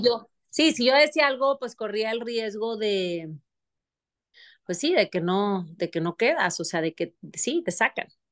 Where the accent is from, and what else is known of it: Monterrey, Nuevo León, Mexico; moved away as an adult; also born or lived in Paris